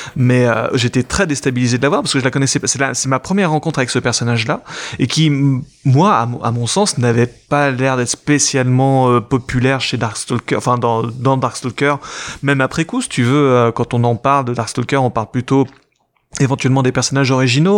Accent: France; en tant que Français

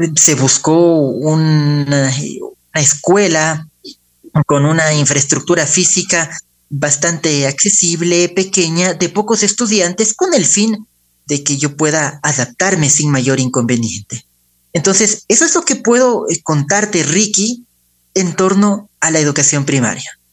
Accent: Ecuador; also born or lived in Spain; Entonces, debimos venir al Ecuador y prácticamente toda nuestra vida se formó aquí

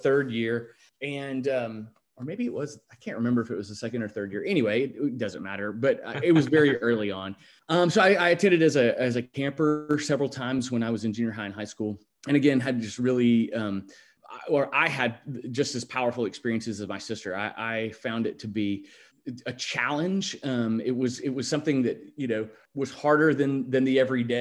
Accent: Little Rock, Arkansas, United States; I grew up in Little Rock.

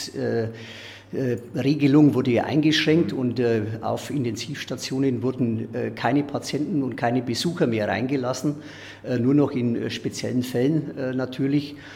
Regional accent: Solnhofen, Bavaria, Germany; Ich bin in Sollenhofen groß geworden, äh, in meinem Heimatdorf ja

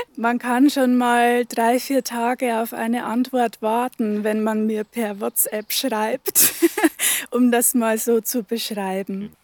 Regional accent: Upper Palatinate, Bavaria, Germany; moved away as an adult; also born or lived in Northern Germany; now in Velburg, Germany; Ich bin aus der Oberpfalz, gebürtige Oberpfälzerin, habe da aber nur die ersten 20 Jahre meines Lebens verbracht.

